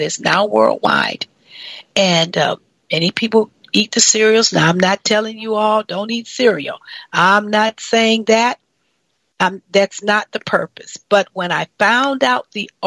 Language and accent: English; Kellogg country, Michigan, United States; moved away; my hometown is Kellogg country